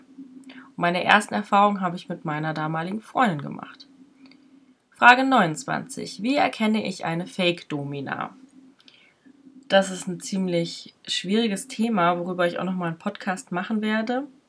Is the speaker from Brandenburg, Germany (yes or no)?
no; near Paderborn, North Rhine-Westphalia, Germany; Ich bin in der Nähe von Paderborn groß geworden.